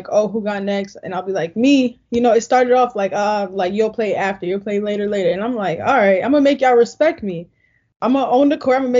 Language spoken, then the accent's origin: English; New York City, New York, United States; moved away as an adult; now in Gainesville, United States; In Queens, it's a whole lot of I would say hustlers, go-getters, a lot of people that's about, you know, their business. They do what they need to do to make it to the next day. That's what I was born and raised around